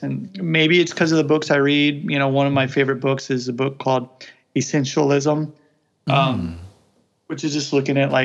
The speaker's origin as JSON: {"language": "English", "region": "Midwest of the United States", "country": "United States", "first_language": "English", "said": "I'm from the Midwest of the United States"}